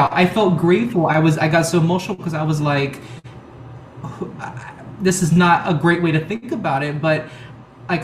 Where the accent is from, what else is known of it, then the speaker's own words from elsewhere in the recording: Miami, Florida, United States; moved away as an adult; also born or lived in Houston, Texas; now in New York City, United States; I was born in Houston, Texas, the United States, and I grew up in Miami, Florida. That's where I was raised all my